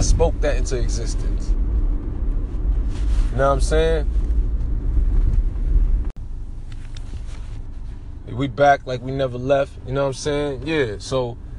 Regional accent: New York City, New York, United States; also born or lived in Jamaica, Queens; I'm from Brooklyn, East New York

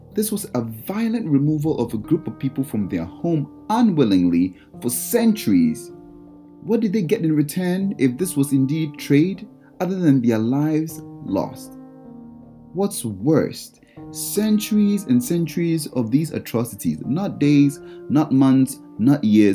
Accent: Ghana; moved away as an adult; also born or lived in Brooklyn, United States; I was born in Ghana and spent my whole life and grew up in Ghana to be about 18 years old

